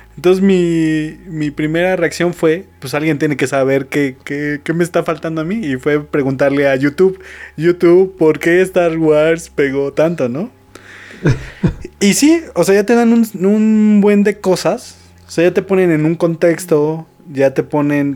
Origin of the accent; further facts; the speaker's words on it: Mexico